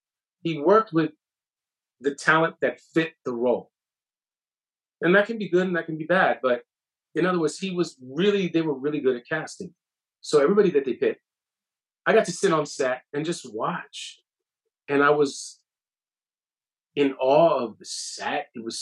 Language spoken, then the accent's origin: English; Bronx, New York, United States; like I'm from the Bronx.